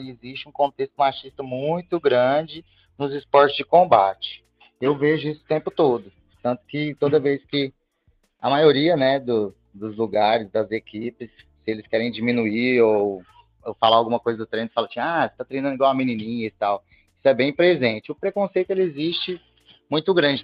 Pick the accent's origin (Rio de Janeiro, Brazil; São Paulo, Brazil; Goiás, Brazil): Goiás, Brazil; Goiânia; Sou de Goiânia